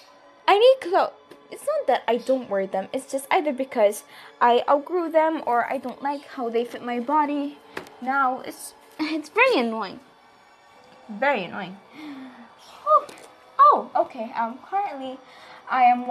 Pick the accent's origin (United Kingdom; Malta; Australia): Malta; I'm from Malta